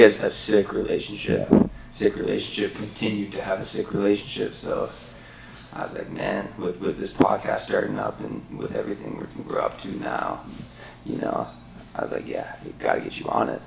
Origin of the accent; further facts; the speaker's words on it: Muskoka, Ontario, Canada; I'm from Muskoka